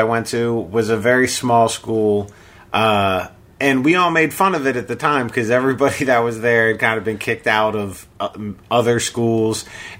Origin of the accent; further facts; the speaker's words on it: Bethesda, Maryland, United States; now in Los Angeles, United States; I'm from Maryland. I grew up in fabulous Bethesda